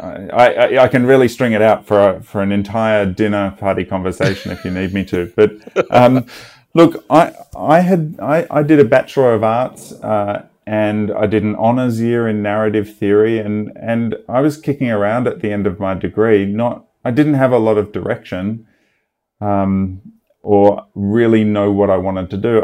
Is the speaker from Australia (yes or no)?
yes; Australia; now in Los Angeles, United States; I'm, I'm Australian. I grew up in Australia